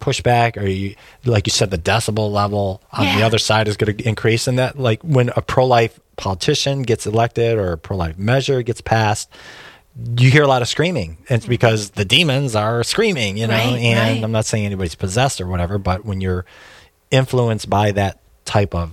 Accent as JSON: {"language": "English", "town": "Detroit", "region": "Michigan", "country": "United States", "said": "I'm from Detroit"}